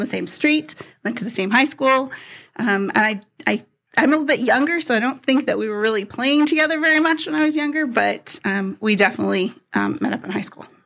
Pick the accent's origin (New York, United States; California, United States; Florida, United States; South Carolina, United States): California, United States; San Jose; moved away; I grew up in the San Francisco Bay Area, California. So about San Jose is about south from San Francisco.